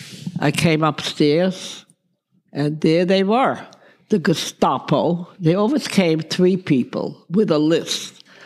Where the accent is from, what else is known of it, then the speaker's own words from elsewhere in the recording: Netherlands; As a matter of fact, as little as I was, I used to walk to school. My mother let me walk. That's the kind of a country that was.